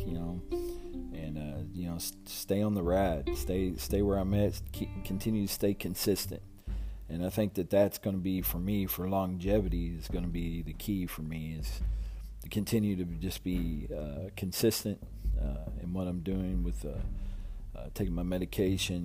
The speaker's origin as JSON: {"language": "English", "town": "Louisville", "region": "Kentucky", "country": "United States", "tie": "born or raised there", "also_born_or_lived": "Texas", "moved": "yes", "lives_now": "near San Antonio, United States", "said": "I was born and raised in Louisville, Kentucky."}